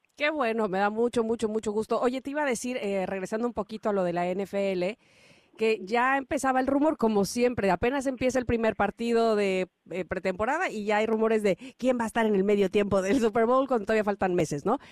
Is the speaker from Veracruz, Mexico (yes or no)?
yes; Veracruz, Mexico; soy jarocha